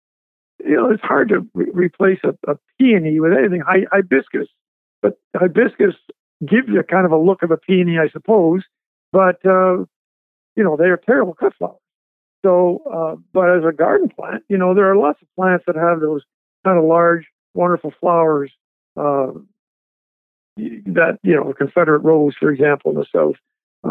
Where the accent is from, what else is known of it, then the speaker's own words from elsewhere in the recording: Montreal, Quebec, Canada; now in Athens, Georgia, United States; my home, my original home was Montreal. Okay. So I'm a Canadian